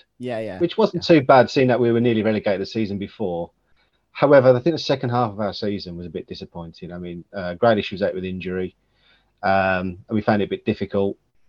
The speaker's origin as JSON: {"language": "English", "town": "Birmingham", "region": "West Midlands", "country": "United Kingdom", "said": "But don't worry, I'm a Brummie."}